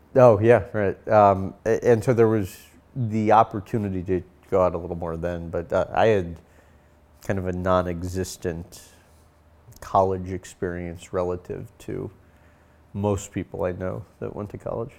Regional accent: St. Louis, Missouri, United States; I was born and raised in Saint Louis

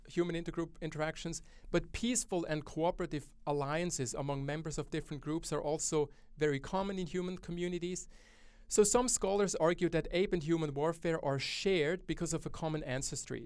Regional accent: Switzerland; now in Australia; my home country, Switzerland.

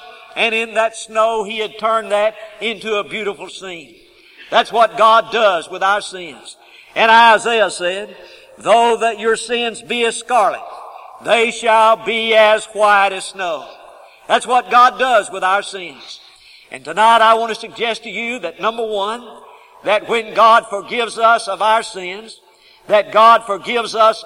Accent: Huntsville, Alabama, United States; also born or lived in Oxford, Alabama; I grew up in Huntsville, Alabama

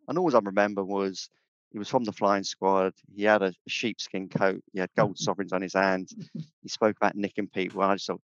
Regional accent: Andover, South East England, United Kingdom; moved away as an adult; also born or lived in London; I grew up in Andover, Hampshire, but I joined the Met because they were recruiting at the time.

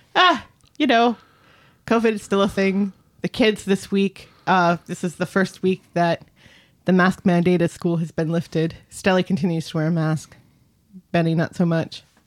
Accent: United States; I am both American

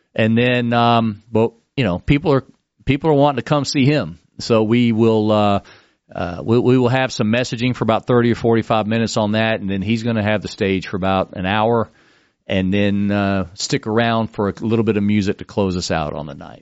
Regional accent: Texas, United States; now in Florida, United States; I moved to Florida. I'm a Texan

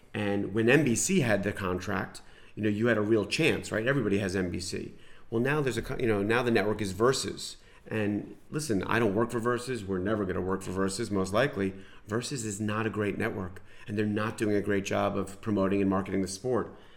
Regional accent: New York, United States; moved away; I grew up in New York, watching the Rangers

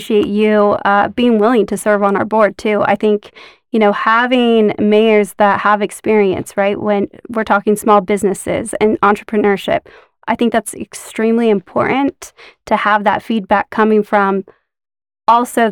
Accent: Davis County, Utah, United States; I'm born and raised in Davis County.

